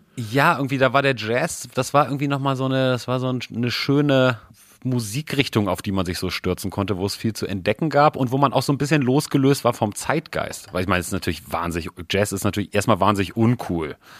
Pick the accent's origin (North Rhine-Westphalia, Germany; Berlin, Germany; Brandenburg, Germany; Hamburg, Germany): Hamburg, Germany; wir sind ja beide in Hamburg aufgewachsen